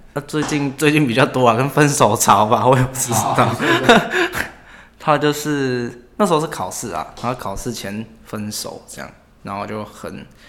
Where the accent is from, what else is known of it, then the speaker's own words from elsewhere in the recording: Taipei, Taiwan; 我是台北人，然后我住松山那边。对，然后淡水那边也有一个家，就是因为我家庭的关系，所以我有两个地方可以来往这样。对。所以从小就要都在台北这一带长大